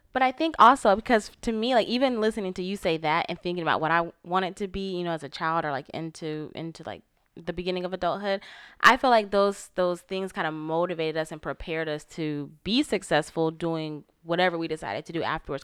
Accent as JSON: {"language": "English", "region": "Florida", "country": "United States", "tie": "born or raised there", "moved": "as an adult", "said": "growing up in Florida"}